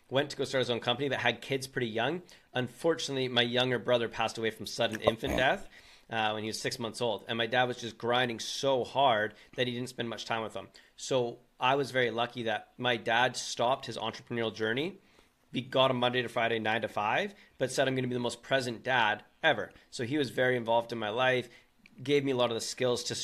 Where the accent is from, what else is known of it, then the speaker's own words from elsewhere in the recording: British Columbia, Canada; I'm from British Columbia, Canada, a good old Canadian boy